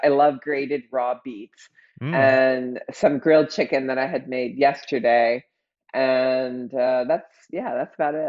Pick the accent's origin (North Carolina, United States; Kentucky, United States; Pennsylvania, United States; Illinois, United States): Pennsylvania, United States; Outside of Philadelphia.